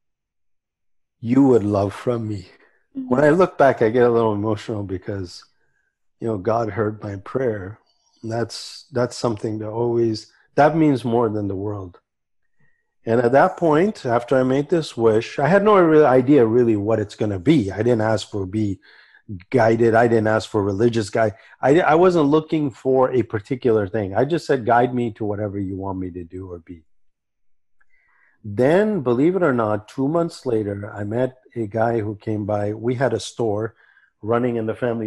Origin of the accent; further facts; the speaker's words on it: Santa Barbara, California, United States; moved away as an adult; also born or lived in Kabul, Afghanistan / New Delhi, India; now in Vancouver, Canada; I grew up in Santa Barbara and I grew up very liberal